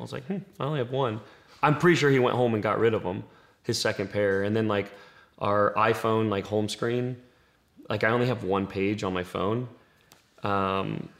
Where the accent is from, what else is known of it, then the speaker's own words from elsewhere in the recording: Green Cove Springs, Florida, United States; I say I'm from Green Cove